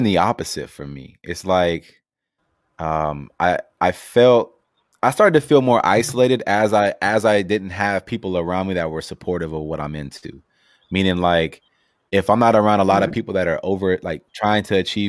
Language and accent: English; Los Angeles, California, United States; growing up